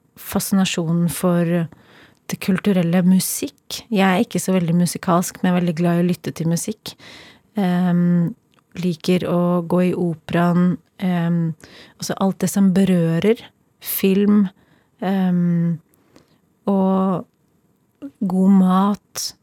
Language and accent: Norwegian; Kolbotn, Akershus, Norway; Jeg har vokst opp på Kolbotn. Eh, et lite, men veldig fint sted utenfor Oslo.